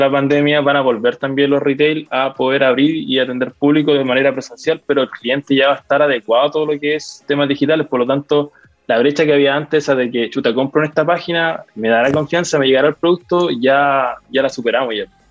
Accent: Lota, Biobío, Chile; now in Concepción, Chile; yo soy de Lota. Eh, actualmente vivo acá en Conce.

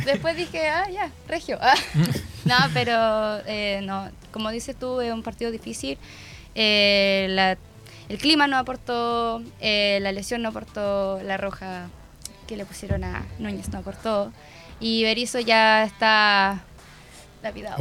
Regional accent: Araucanía, Chile; yo soy de la Araucanía

